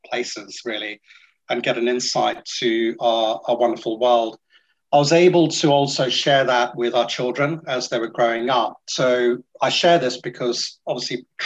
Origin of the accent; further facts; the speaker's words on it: Singapore; now in United Kingdom; I'm from Singapore